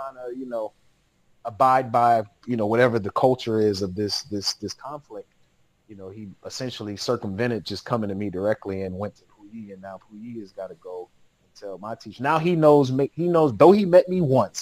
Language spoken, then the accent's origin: English; Atlanta, Georgia, United States; moved away as an adult; also born or lived in Los Angeles / Dalian, China / Beijing, China; growing up in Atlanta